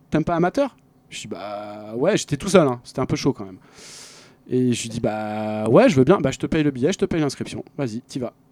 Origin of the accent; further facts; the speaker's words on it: France; j'étais français.